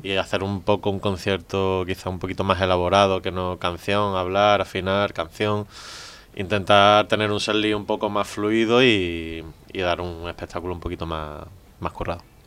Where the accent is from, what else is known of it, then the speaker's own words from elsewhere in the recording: Málaga, Andalusia, Spain; yo soy de Málaga